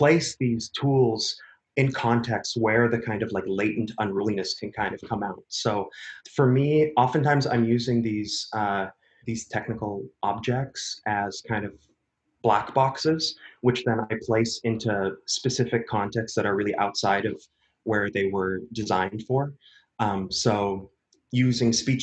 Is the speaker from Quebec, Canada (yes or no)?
no; Vancouver, British Columbia, Canada; moved away as an adult; also born or lived in Berlin / United States; I'm born and raised in Vancouver, Canada, which is where I am right now